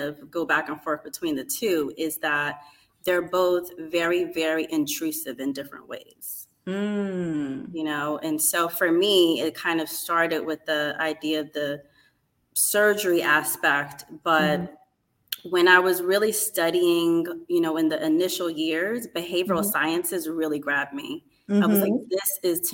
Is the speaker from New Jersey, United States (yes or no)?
yes; East Orange, New Jersey, United States; growing up in East Orange